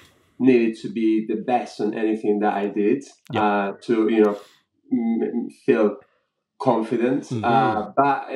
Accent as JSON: {"language": "English", "country": "Spain", "tie": "born or raised there", "also_born_or_lived": "Madrid", "moved": "as an adult", "lives_now": "London, United Kingdom", "said": "I was born and raised in Spain."}